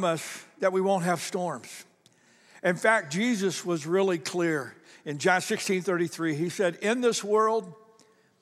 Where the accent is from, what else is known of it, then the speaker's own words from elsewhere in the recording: Ohio, United States; I grew up in Ohio